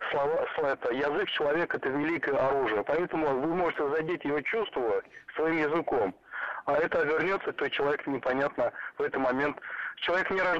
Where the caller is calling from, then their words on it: Novorossiysk, Krasnodar Krai, Russia; меня, я из э, города Новороссийска, Краснодарского края, но я уже 4 года не езжу